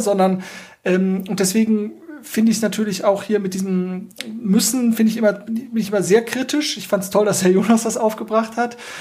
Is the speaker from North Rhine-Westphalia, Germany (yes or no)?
yes; North Rhine-Westphalia, Germany; ich bin ja aus Nordrhein-Westfalen, ich bin ja auch hier geboren